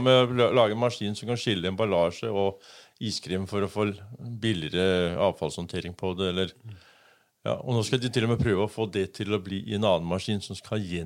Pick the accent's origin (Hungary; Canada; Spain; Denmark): Denmark; now in Kragerø, Norway; Jeg vokste opp i Danmark